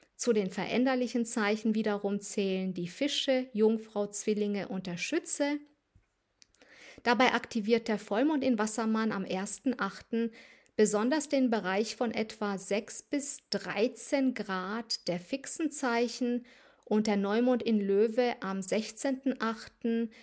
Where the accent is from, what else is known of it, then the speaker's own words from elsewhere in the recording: Transylvania, near Sibiu, Sibiu County, Romania; moved away; in meine alte Heimat nach Rumänien Siebenbürgen reise, in die Nähe von Hermannstadt